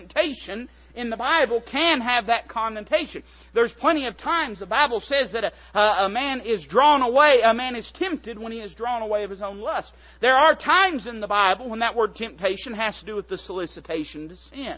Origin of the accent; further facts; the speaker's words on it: Appalachia, United States; I'm as hillbilly Appalachian American as it comes